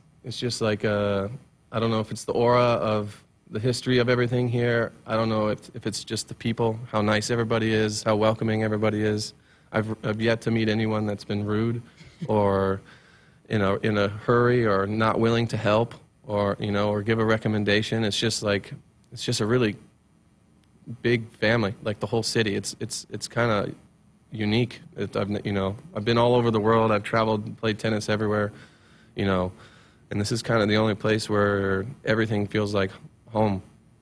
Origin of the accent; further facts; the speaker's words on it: Columbus, Ohio, United States; moved away as an adult; now in Lincoln, United States; we're both from Columbus, Ohio